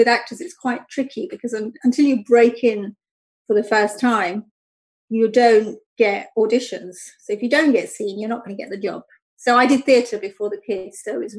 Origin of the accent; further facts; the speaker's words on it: London, United Kingdom; I grew up in London, which is very different to Luton, even though it's not that far